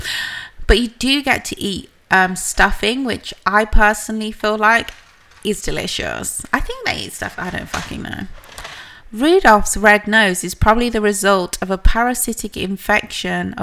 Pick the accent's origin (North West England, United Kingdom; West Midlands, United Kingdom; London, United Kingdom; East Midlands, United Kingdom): West Midlands, United Kingdom; Birmingham; I was from Birmingham